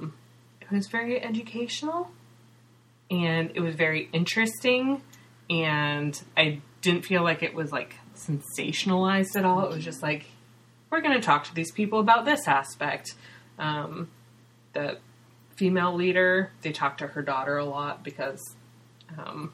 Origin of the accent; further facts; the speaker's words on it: Northern California, United States; moved away as an adult; now in Seattle, United States; where I grew up in Northern California.